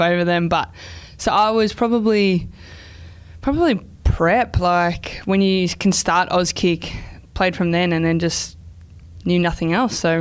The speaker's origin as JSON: {"language": "English", "town": "Whittlesea", "region": "Victoria", "country": "Australia", "tie": "born or raised there", "said": "I grew up playing in Whittlesea"}